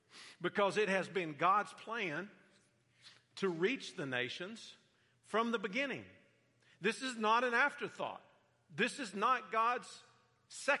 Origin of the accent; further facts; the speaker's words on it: Central Florida, United States; moved away as an adult; I grew up in Central Florida. We've been gone for half a lifetime now.